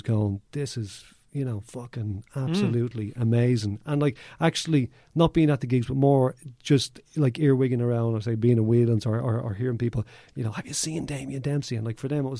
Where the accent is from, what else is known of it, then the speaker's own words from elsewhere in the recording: Dublin, Leinster, Ireland; now in Donegal, Ireland; I'm from Kilbarrick, you know, actually live in Donegal now